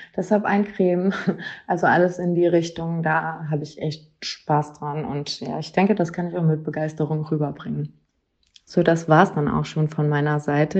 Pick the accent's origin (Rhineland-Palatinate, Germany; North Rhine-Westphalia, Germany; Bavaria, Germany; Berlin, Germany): North Rhine-Westphalia, Germany; near Cologne; bin aus der Nähe von Köln